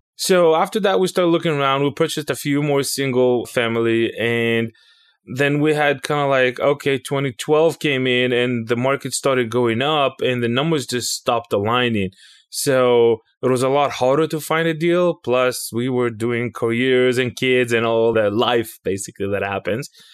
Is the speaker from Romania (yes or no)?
no; Israel; moved away as an adult; now in United States; I was born and raised in Israel. I came to the United States somewhere in oh seven